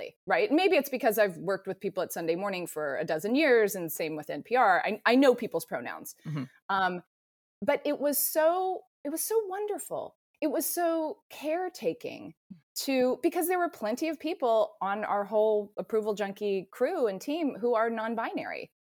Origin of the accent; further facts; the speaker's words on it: Atlanta, Georgia, United States; I grew up in Atlanta.